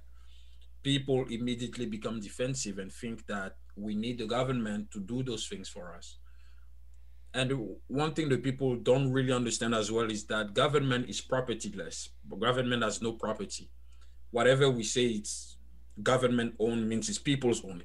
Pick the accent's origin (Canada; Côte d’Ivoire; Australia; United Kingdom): Côte d’Ivoire; accent: French; first language French; English is a second language; moved away as an adult; now in United States; So I was born and raised in Ivory Coast, Cote d'Ivoire, for people who are more familiar with the country. So I'm a French speaker, as you could tell by my accent